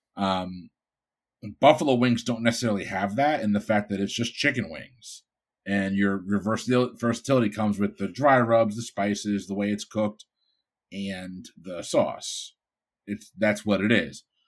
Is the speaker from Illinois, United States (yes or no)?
no; Bridgeport, Connecticut, United States; moved away; also born or lived in Florida; I'm from Bridgeport, Connecticut